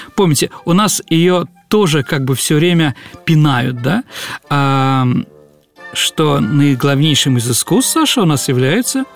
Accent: Saint Petersburg, Russia; я родом с Боровой, с Лиговки – то есть с этого бандитского района нашего э, города Ленинграда, Петербурга, Петрограда

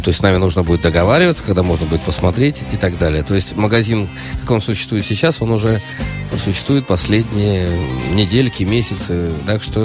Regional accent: Saint Petersburg, Russia; я питерский человек

